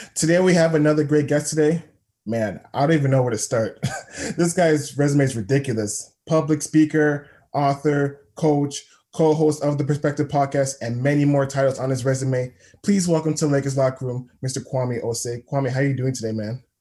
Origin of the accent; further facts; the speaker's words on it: Toronto, Ontario, Canada; I'm from Scarborough